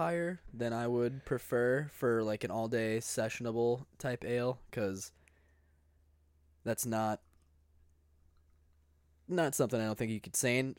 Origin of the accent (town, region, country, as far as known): Maple Grove, Minnesota, United States; born or raised there